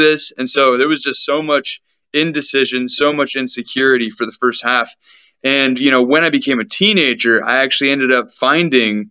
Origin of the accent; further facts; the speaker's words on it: Sacramento, California, United States; me being born and growing up in Sacramento, California, which is the place that I am actually still